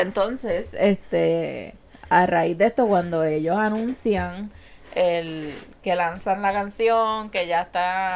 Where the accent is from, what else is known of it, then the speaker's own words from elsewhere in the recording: San Juan, Puerto Rico; now in Carolina, Puerto Rico; Yo fui nacida, criada a mis primeros años y fanática de Santurce yo me mudé a Carolina, pero yo soy de Santurce, vivo en Carolina